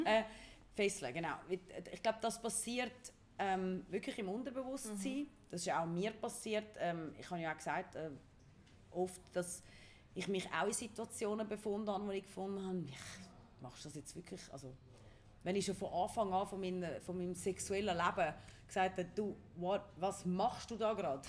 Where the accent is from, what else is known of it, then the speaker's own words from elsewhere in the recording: Ticino, Switzerland; moved away; also born or lived in Zurich; ich bin wirklich im Tessin aufgewachsen, aus irgendeinem Grund meint man immer, ich bin Zürcherin.